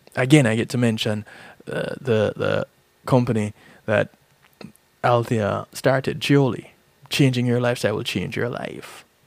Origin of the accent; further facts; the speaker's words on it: Jamaica; There's a saying that I grew up hearing in Jamaica